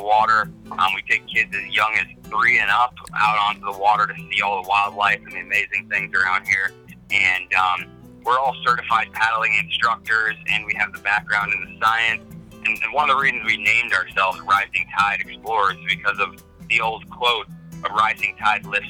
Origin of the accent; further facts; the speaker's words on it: New Jersey, United States; also born or lived in Southwest Florida; now in Naples, United States; I grew up in New Jersey